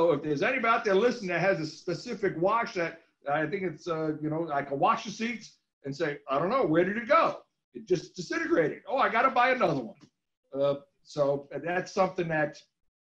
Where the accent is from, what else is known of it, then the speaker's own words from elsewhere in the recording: New England, United States; I grew up in New England going to all kinds of racetracks